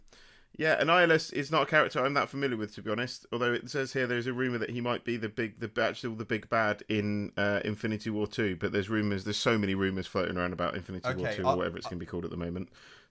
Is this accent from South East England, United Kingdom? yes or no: yes; Basingstoke, South East England, United Kingdom; born or raised there